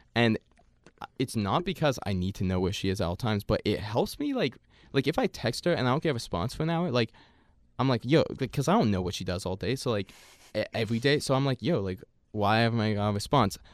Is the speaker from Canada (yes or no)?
yes; Canada; here in Canada